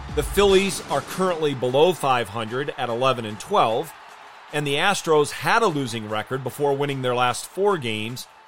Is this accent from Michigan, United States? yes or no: yes; Michigan, United States; I grew up in Michigan and have been a lifelong Tiger fan